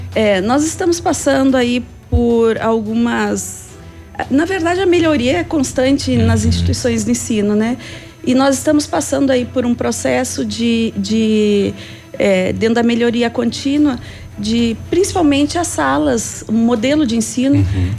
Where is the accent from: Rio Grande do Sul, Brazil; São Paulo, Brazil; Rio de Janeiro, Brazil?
Rio Grande do Sul, Brazil; also born or lived in Tocantins; now in Pato Branco, Brazil; Eu sou gaúcha, mas uhum. eu estava no norte, eu tá estava no Tocantins